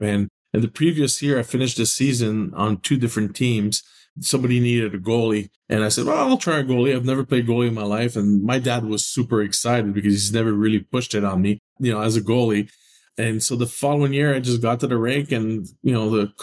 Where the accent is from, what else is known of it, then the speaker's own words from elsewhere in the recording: Montreal, Quebec, Canada; now in St. Louis, United States; I grew up in Montreal